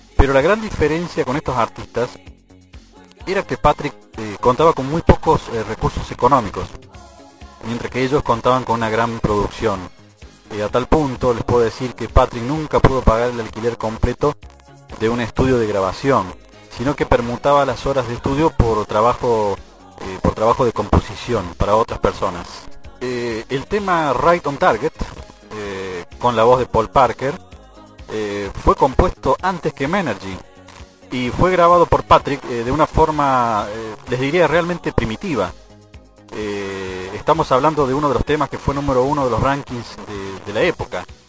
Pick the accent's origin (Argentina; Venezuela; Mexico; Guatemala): Argentina; Desde Argentina